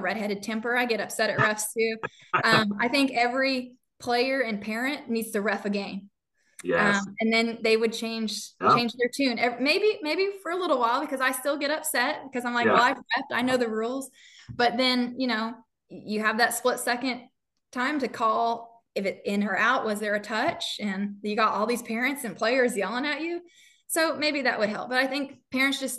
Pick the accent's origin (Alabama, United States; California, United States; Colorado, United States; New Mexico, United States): New Mexico, United States; now in Texas, United States; I'm from New Mexico.